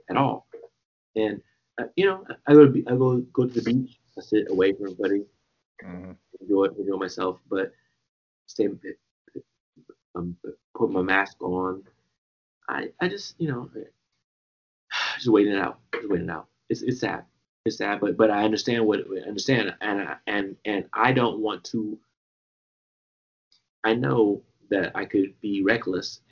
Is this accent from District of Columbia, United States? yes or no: yes; Washington, District of Columbia, United States; also born or lived in Trinidad and Tobago (family); I'm born in Washington, D.C.